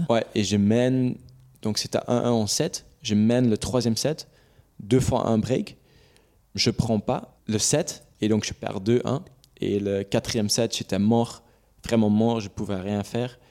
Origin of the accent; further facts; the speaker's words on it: Belgium; French is a second language; je suis belge, c'est là où, où j'habite. C'est là où ma famille est